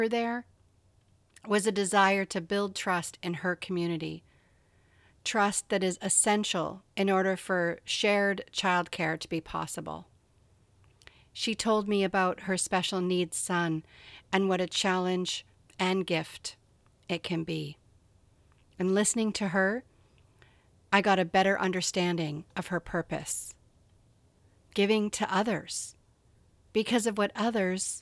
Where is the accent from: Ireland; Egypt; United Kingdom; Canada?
Canada; where I grew up in Canada